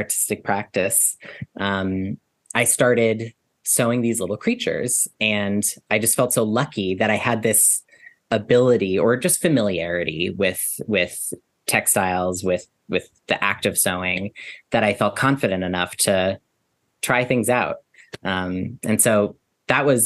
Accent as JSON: {"language": "English", "town": "New York City", "region": "New York", "country": "United States", "tie": "born or raised there", "said": "I grew up in New York City. I spend most of my time in New York City"}